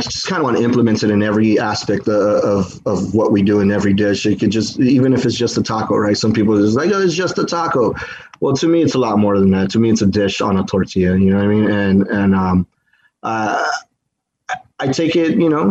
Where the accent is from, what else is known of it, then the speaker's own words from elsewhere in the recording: United States; I'm American first because I was born and raised here, but my heritage is Mexican completely